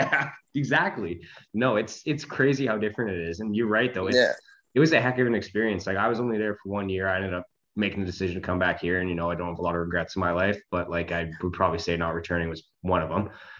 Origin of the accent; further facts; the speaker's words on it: British Columbia, Canada; born there; And like I was born on Vancouver Island, moved here, moved back for school and then moved back again.